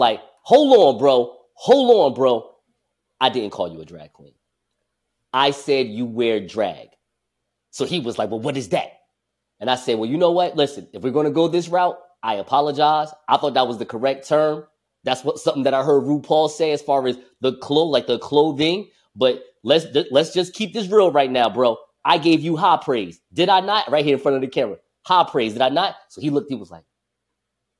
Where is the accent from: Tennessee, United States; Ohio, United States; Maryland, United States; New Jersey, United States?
New Jersey, United States; Newark; It's a publication here in my hometown, Newark, New Jersey